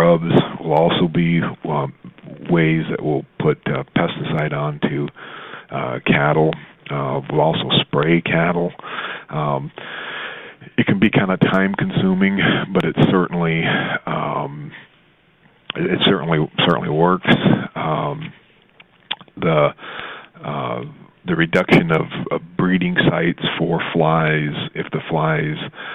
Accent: Southwest, United States; I grew up in the Southwest, and I was probably 20 before I lived in a house

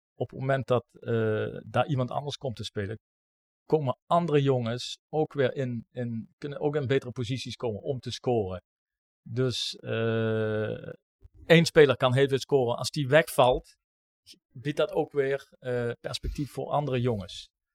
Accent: Maastricht, Limburg, Netherlands; als Maastrichtenaar binnen Roda

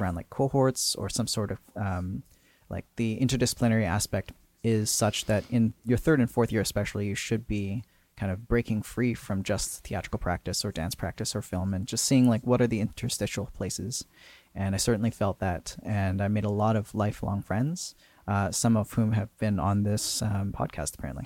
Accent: Port Coquitlam, British Columbia, Canada; I grew up in Port Coquitlam

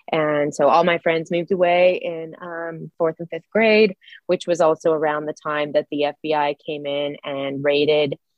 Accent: Idaho, United States; Oh, uh, so I grew up in the 80s and 90s. I graduated in 99. At that time, uh, we were pretty economically depressed here.

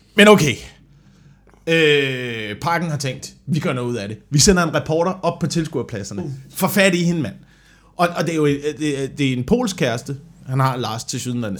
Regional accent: Vemmelev, Zealand, Denmark; Jeg voksede op sådan mellem Slagelse og Korsør

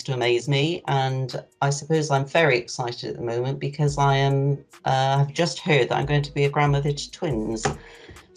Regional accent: Bristol, South West England, United Kingdom; now in Fordingbridge, United Kingdom; I'm 71 years old. I was born in Bristol and I now live in Fordingbridge

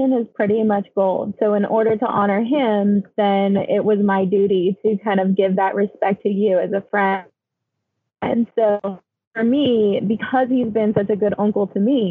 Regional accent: United States; also born or lived in Connecticut / New York; I'm a Mojave girl

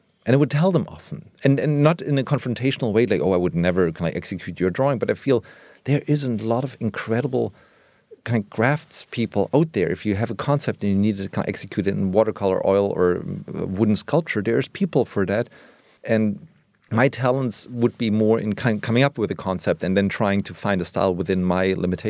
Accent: Germany; I grew up in West Germany where American culture was so prominent in everything from television, movies, music.

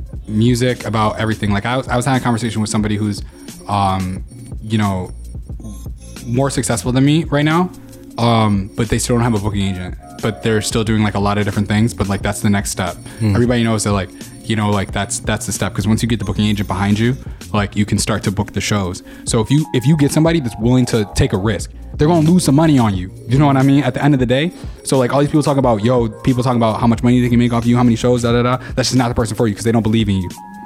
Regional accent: Buffalo, New York, United States; I am from Buffalo, New York.

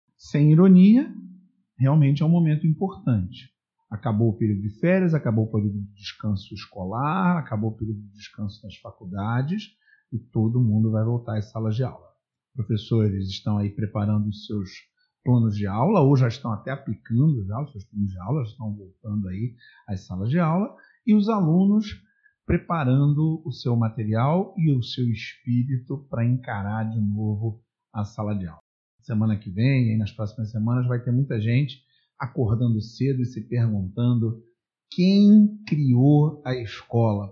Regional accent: Brazil; now in Niterói, Brazil; eu nasci no Brasil, eu vivo no Brasil, sempre vivi no Brasil.

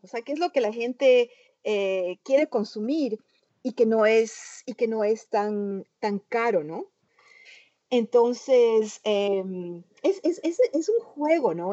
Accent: Ecuador; moved away as an adult; also born or lived in New York, United States; now in United States; yo nací en, Nueva York, pero antes de cumplir un año me trasladé al Ecuador con mi madre y, yo crecí en el Ecuador. Y después, em, cuando cumplí 22 años, vuelvo a migrar a los Estados Unidos

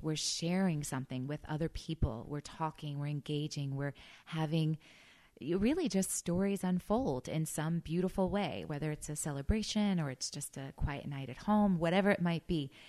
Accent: Missouri, United States; I grew up in Missouri

